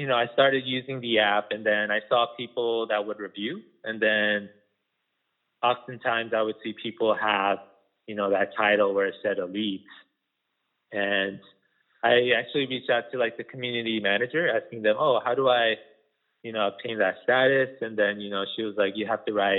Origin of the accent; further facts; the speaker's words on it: Las Vegas, Nevada, United States; There wasn't a lot of good Korean food, you know, growing up in Las Vegas